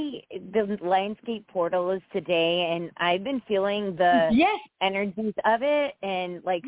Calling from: Connecticut, United States

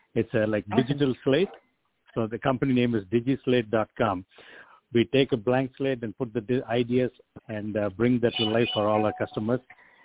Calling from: Chicago, Illinois, United States; I'm from Chicago, Illinois.

